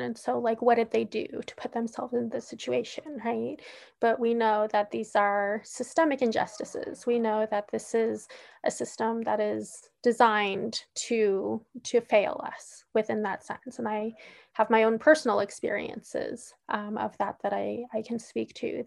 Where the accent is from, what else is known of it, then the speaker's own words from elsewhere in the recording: Oakland, California, United States; I was born and raised in Oakland, California